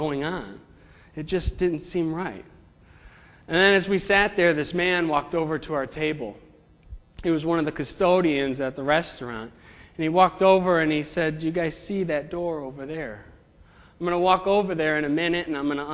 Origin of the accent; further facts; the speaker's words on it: Chicago, Illinois, United States; moved away; I'm from the Chicago area, and I grew up there